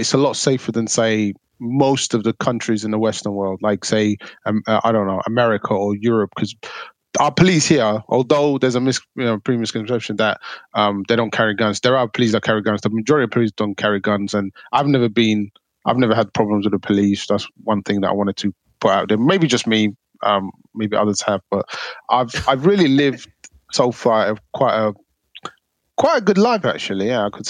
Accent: Somalia; English is a second language; Like when I came from Somalia, because my mum, she's from the Ethiopia side, a place called Gondar.

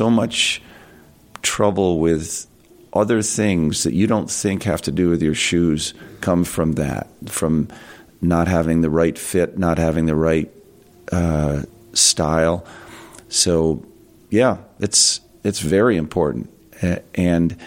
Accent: Voorheesville, New York, United States; I grew up in Voorheesville

